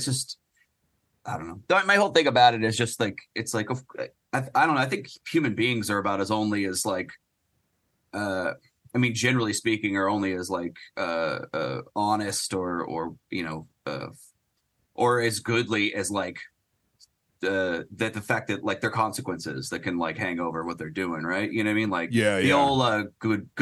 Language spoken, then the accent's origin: English; Phoenix, Arizona, United States; moved away; also born or lived in Portland; I grew up in Phoenix.